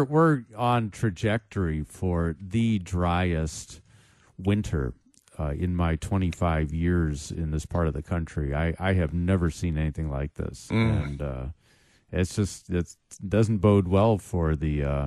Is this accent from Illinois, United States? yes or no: yes; Chicago, Illinois, United States; moved away; my hometown, Chicago